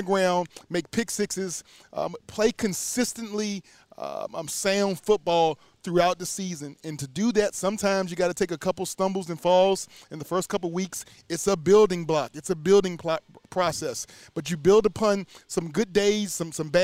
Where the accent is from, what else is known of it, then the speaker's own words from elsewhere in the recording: Charlottesville, Virginia, United States; being from UVA, being from my hometown